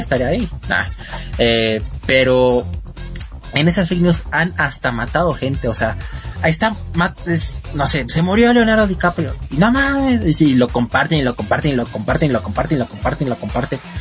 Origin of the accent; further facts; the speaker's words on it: Mexico; somos mexicanos